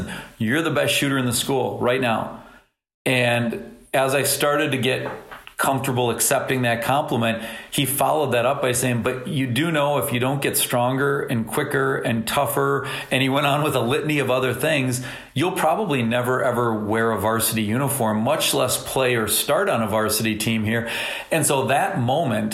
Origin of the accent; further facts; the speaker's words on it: St. Paul, Minnesota, United States; growing up in St. Paul and going to Creighton-Durham Hall